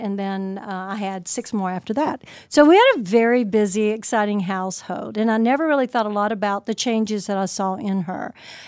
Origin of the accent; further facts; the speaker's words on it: Seoul, South Korea; I'm originally from Seoul, Korea. My dad was a colonel in the Air Force, and my mother was Korean. I was born over there, so I'm a bit of an Air Force brat.